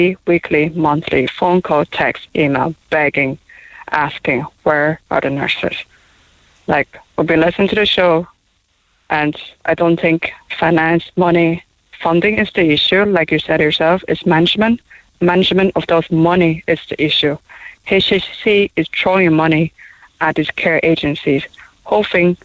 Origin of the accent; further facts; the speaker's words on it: Taiwan; English is a second language; now in Cork, Ireland; We're from Taiwan. I'm from Taiwan